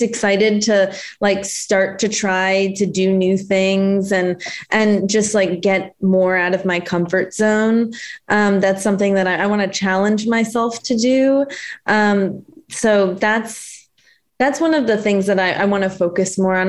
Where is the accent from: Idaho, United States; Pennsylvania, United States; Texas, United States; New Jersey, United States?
New Jersey, United States; moved away as an adult; also born or lived in Connecticut / Minnesota / South Carolina; now in Los Angeles, United States; I'm from New Jersey, actually.